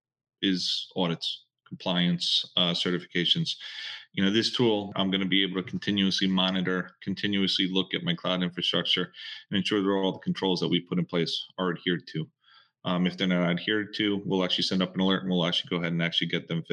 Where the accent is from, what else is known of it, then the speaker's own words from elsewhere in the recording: Washington Township, New Jersey, United States; I come from Washington Township, New Jersey. As a little kid, I just grew up loving computers